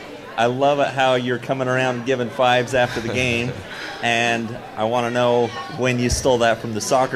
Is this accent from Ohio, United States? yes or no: no; Cache Valley, Utah, United States; My family and I grew up here in the Valley